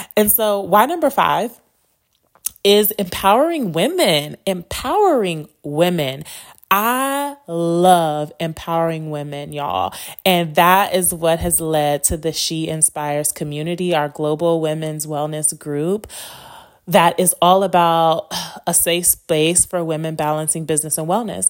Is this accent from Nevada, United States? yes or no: yes; Las Vegas, Nevada, United States; also born or lived in Chicago, Illinois; My family moved to Las Vegas when I was eight. And so, um, I've been here since